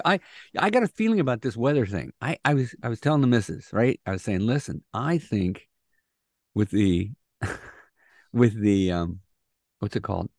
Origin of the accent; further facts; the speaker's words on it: Midwest, United States; And I grew up in the Midwest